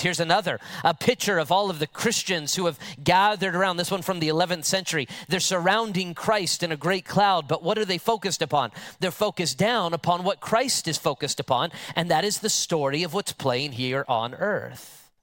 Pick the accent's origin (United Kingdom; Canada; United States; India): United States; an American with modern English